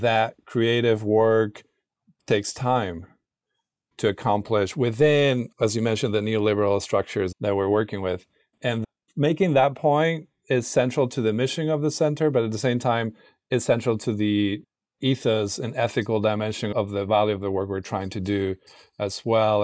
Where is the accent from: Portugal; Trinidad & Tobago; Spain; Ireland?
Spain; Granada, Andalusia; moved away as an adult; now in St. Louis, United States; I'm not from St. Louis. I'm originally from Granada, it's a city in the south of Spain